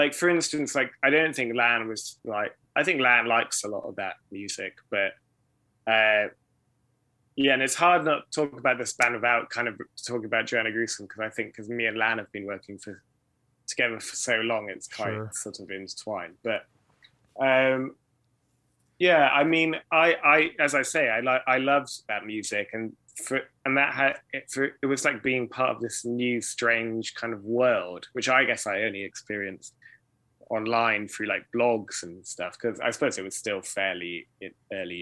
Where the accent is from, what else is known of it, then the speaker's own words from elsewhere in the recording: South Wales, United Kingdom; Growing up in Wales, South Wales